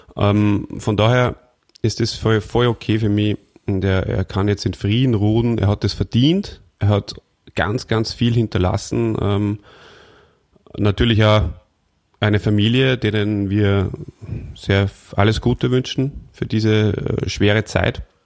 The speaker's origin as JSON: {"language": "German", "country": "Austria", "said": "bei uns in Österreich"}